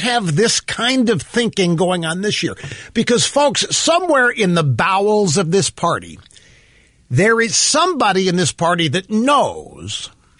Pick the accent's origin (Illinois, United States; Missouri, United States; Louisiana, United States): Missouri, United States; Cape Girardeau; moved away as an adult; also born or lived in Kansas City; my hometown, Cape Girardeau